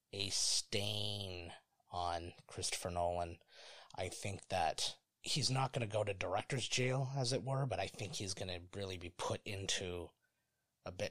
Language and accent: English; Ontario, Canada; we're Canadian, just for those who don't know or care. And so we're in the province of Ontario